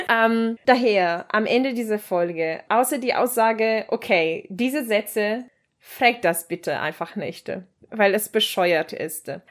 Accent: Leipzig, Saxony, Germany; ich komme aus Leipzig und meine Locken kommen aus

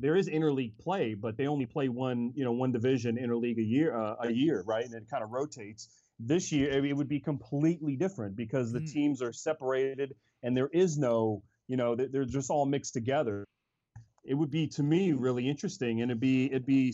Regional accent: Cincinnati, Ohio, United States; I was raised in Cincinnati

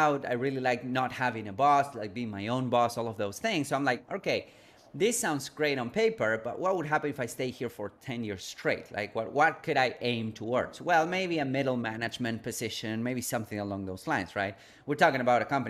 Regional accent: Argentina; moved away; I grew up in a third world country. I'm originally from Argentina, from South America

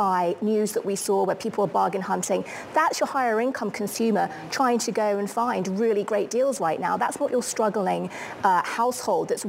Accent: United Kingdom; as a Brit

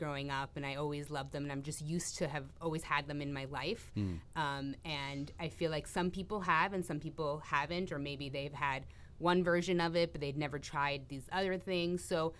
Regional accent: New York City, New York, United States; moved away as an adult; I am originally from New York City.

